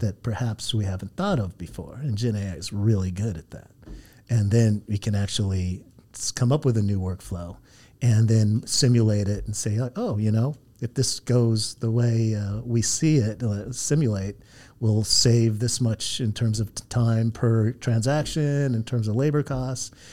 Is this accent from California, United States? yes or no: yes; Santa Ana, California, United States; also born or lived in San Diego; now in Los Angeles, United States; I grew up in Santa Ana down the road